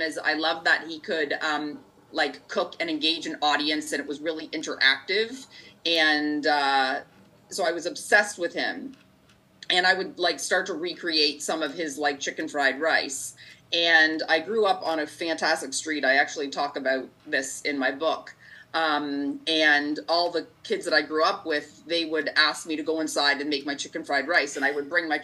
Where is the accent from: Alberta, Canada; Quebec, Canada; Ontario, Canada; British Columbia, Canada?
Ontario, Canada; Markham; I grew up in Markham, and McCowan and 401, so for those listening, it's in the it's in the greater GTA area, the greater Toronto area